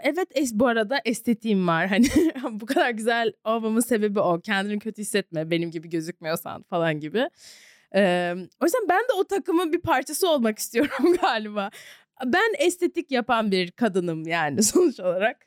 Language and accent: Turkish; Turkey; moved away as an adult; also born or lived in Savannah, United States / New York, United States; Ben iki günde üç senedir dönmediğim memleketime dönmeye karar